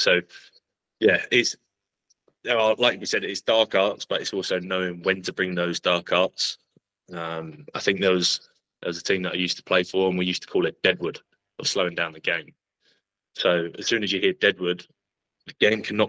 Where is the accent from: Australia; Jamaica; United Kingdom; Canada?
United Kingdom; England; I'm an English guy